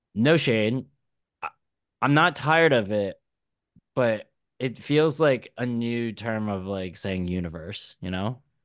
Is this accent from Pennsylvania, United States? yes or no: yes; Philadelphia, Pennsylvania, United States; I'm from Philly